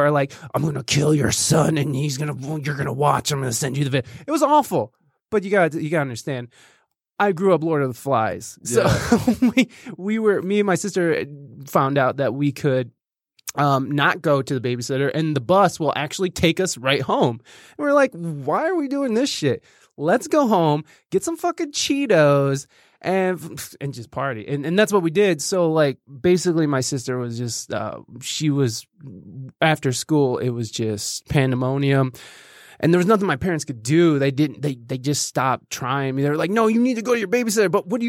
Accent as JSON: {"language": "English", "town": "Jasper", "region": "Michigan", "country": "United States", "tie": "born or raised there", "also_born_or_lived": "Oregon", "said": "No, actually, I was born in Oregon, mm-hmm. and then I actually grew up in Michigan, but it was in this real fancy place called Jasper, Michigan."}